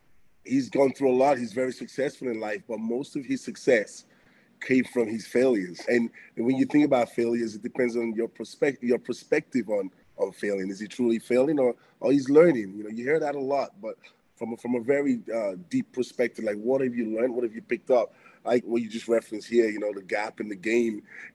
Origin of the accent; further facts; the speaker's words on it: Antwerp, Flanders, Belgium; born there; I was born in Belgium, Belgium, Antwerp, but my parents were from West Africa in Benin, Edo State, West Africa.